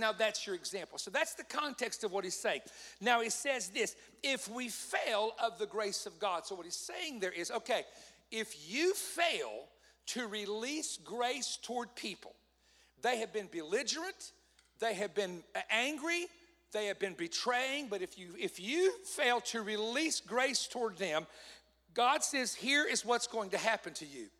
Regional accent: Southeast, United States; now I'm from the Southeast, of course.

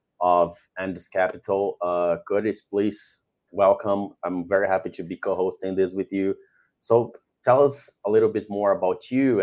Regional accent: Brazil; I am from Brazil.

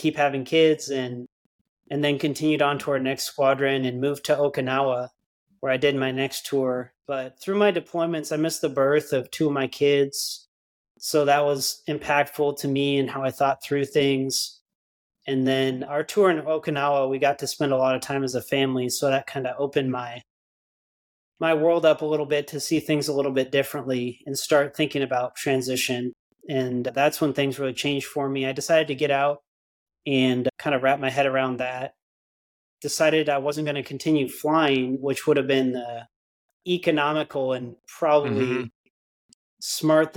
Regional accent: Washington, United States; moved away as an adult; now in Texas, United States; I grew up in the Pacific Northwest in Washington State, youngest of 3 boys. Grew up there, had a great childhood there

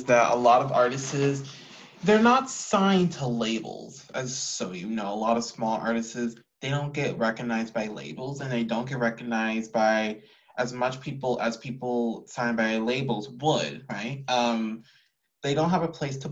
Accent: Houston, Texas, United States; I'm from H-Town, from Houston

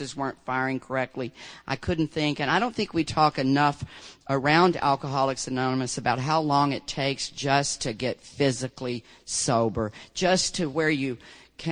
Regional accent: Deep South, United States; I grew up in the Deep South.

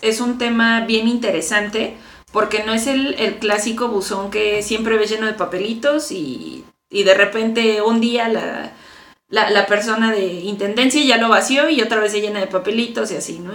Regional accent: Mexico; como mexicanos

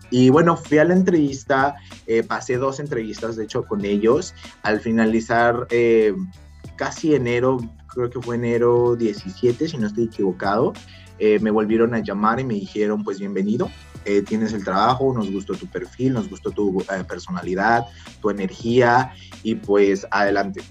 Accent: Mexico; moved away as an adult; now in Canada; yo me vine aquí a los 21 años, justo cumplí 21 años acá

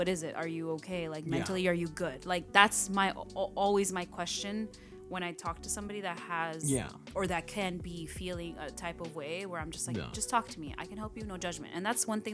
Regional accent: Los Angeles, California, United States; I grew up in Watts

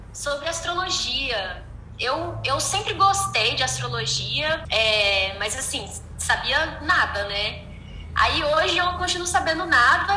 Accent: Brasília, Federal District, Brazil; now in Uberlândia, Brazil; É eu moro em Uberlândia, eu sou de Brasília

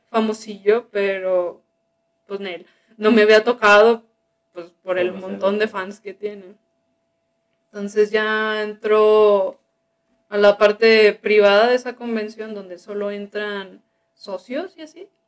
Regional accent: Sinaloa, Mexico; ah, pues yo también soy de Sinaloa.

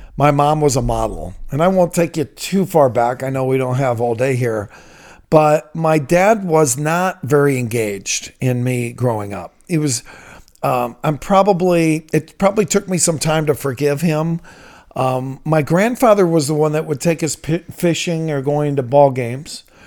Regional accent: Toledo, Ohio, United States; I'm from Toledo. I'm a product of Toledo Public Schools.

